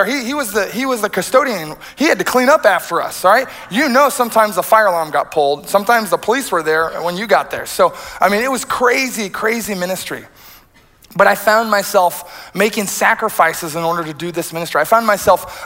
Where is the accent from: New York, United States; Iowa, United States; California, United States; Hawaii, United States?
Iowa, United States; rural; moved away; I'm a straight-laced kid who grew up in rural Iowa.